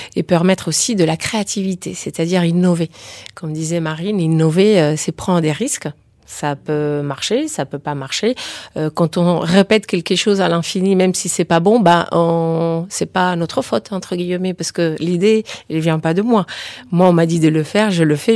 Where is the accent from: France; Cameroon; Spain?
Spain; je suis espagnole aussi